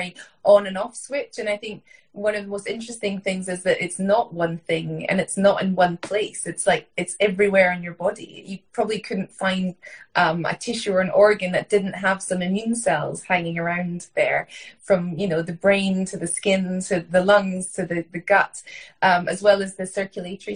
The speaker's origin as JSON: {"language": "English", "region": "Scotland", "country": "United Kingdom", "tie": "born or raised there", "said": "I grew up in Scotland, in rural Scotland on a farm"}